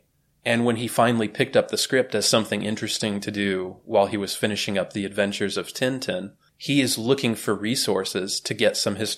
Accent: United States; As an American

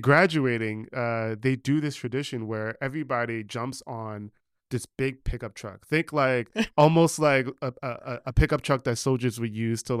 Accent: New York, United States; also born or lived in New Jersey; No, I grew up in New York. On the Upper West Side.

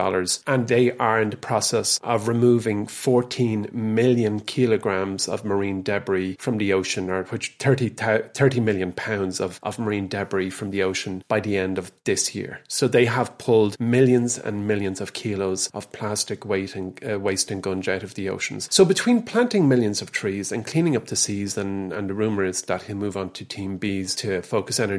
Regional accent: Ireland; being Irish, because we are a country that gives

